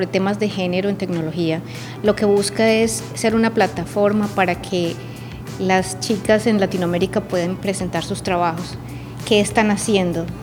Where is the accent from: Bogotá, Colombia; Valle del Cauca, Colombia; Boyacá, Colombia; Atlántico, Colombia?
Atlántico, Colombia; Barranquilla; also born or lived in Medellín; yo soy paisa, nací en Medellín, pero criada en Barranquilla. Entonces tengo como las dos ciudades en mi corazón. La mitad soy costeñita y la otra mitad soy paisa.